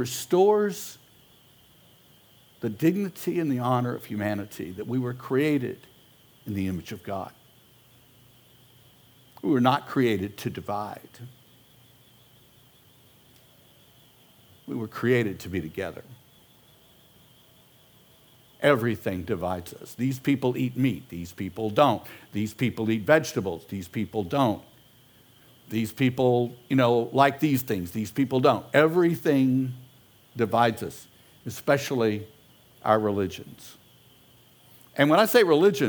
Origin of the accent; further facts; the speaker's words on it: Houston, Texas, United States; I'm an American, I'm a Houstonian